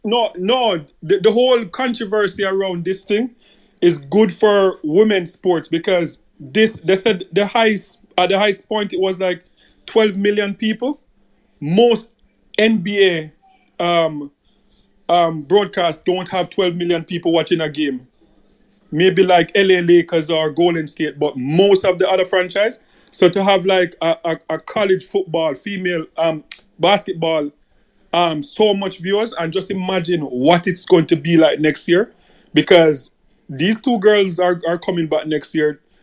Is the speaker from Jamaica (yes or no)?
yes; Jamaica; as a Jamaican